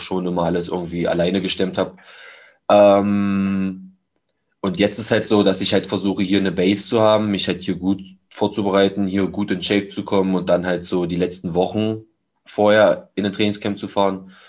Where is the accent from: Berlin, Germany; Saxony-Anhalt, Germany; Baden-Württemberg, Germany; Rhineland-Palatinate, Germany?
Saxony-Anhalt, Germany; Magdeburg; zwei Gyms hier in meiner Heimatstadt, die ich besuche